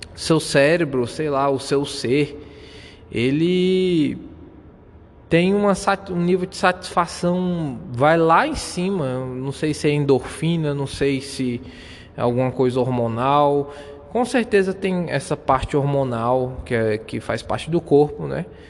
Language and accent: Portuguese; Brazil; first language Portuguese; português mesmo, que é a minha língua nativa aqui, sou brasileiro